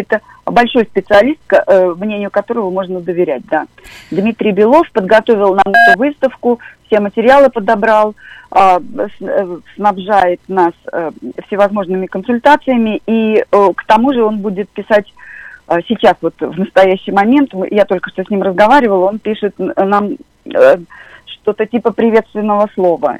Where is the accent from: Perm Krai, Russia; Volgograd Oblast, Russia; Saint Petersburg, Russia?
Volgograd Oblast, Russia; Volgograd; я сама из Волгограда